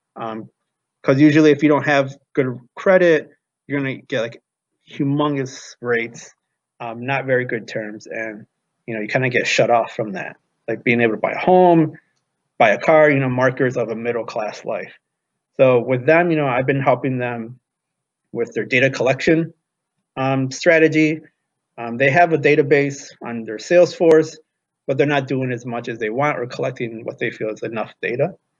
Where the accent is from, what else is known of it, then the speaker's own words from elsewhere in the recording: Rolling Meadows, Illinois, United States; moved away as an adult; now in Washington, D.C., United States; I grew up in Rolling Meadows, Illinois